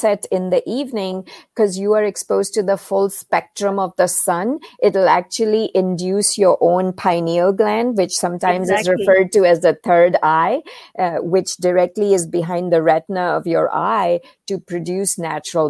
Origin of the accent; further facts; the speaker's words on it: India; moved away; growing up in India, I was exposed to Eastern medicine and Ayurveda